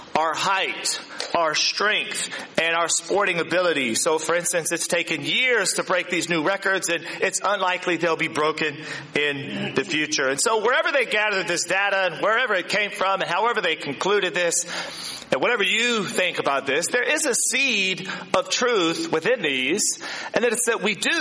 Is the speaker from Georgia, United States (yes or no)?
no; Virginia, United States; now in New Zealand; in my hometown in Virginia